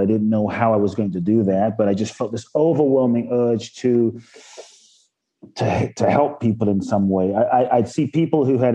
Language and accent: English; London, United Kingdom; born or raised there; also born or lived in Ghana